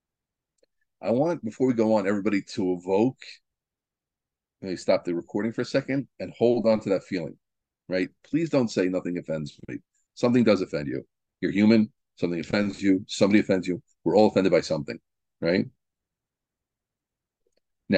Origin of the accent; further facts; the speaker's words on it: New Jersey, United States; I'm from New Jersey